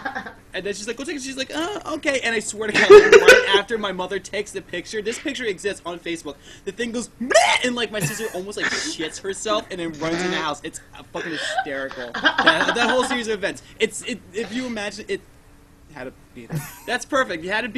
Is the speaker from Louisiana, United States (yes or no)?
no; New Jersey, United States; We're from Jersey